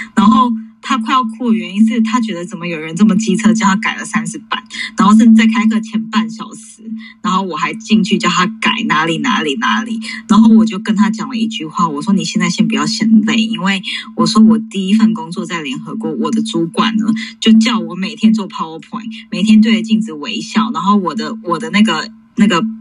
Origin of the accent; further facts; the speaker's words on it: New York, United States; moved away; 我其实的背景其实我就是在纽约长大